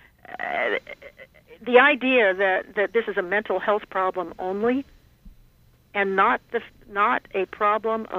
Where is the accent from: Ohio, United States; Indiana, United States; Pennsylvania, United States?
Ohio, United States; I'm from Ohio